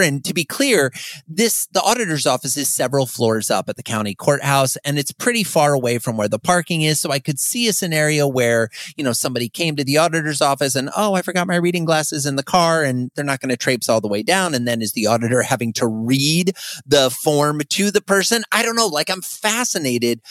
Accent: Fort Dodge, Iowa, United States; moved away; I recently moved to my hometown where I grew up, of Fort Dodge, Iowa

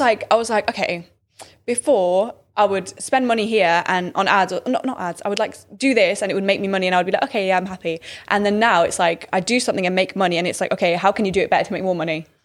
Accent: Birmingham, West Midlands, United Kingdom; I'm from Birmingham.

